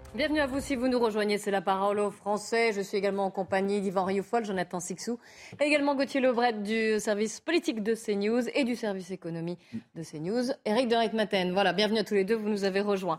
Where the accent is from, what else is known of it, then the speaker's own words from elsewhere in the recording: Lyon, Auvergne-Rhône-Alpes, France; Je suis lyonnaise